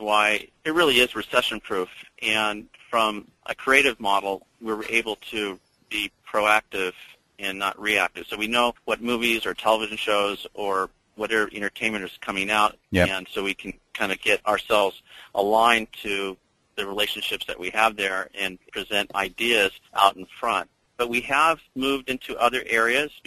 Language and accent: English; Orange County, California, United States; we're from Orange County where the surf industry was